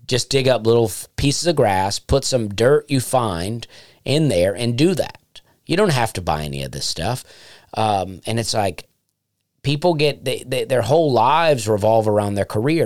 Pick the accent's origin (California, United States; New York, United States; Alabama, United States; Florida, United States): Alabama, United States; moved away; I would love to do more in Alabama because that's my home state and I love it there